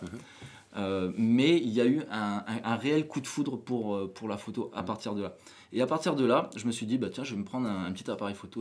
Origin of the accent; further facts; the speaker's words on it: New Caledonia; moved away as an adult; Donc je suis né en Nouvelle-Calédonie, j'ai grandi en Nouvelle-Calédonie